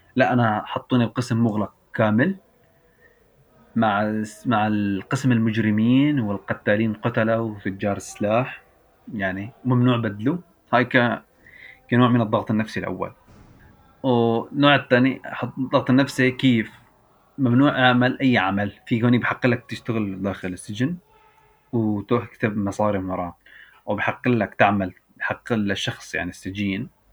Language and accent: Arabic; Idlib Governorate, Syria; moved away as an adult; also born or lived in Belgium; عندنا في سوريا